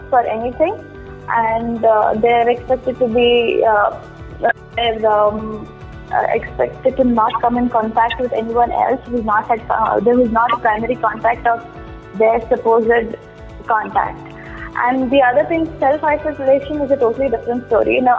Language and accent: English; Mysore, Karnataka, India; I'm from Mysore, okay. Karnataka